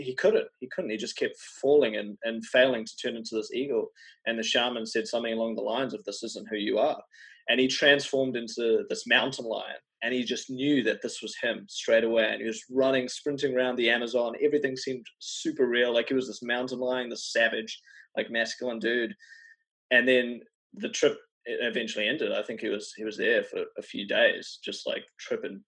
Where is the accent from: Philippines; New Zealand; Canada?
New Zealand; So I'm from New Zealand